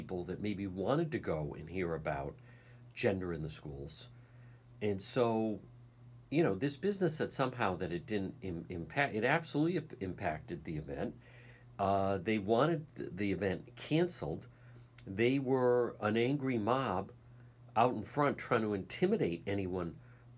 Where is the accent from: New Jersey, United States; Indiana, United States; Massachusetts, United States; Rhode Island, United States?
Rhode Island, United States; Cranston; my library growing up in Edgewood.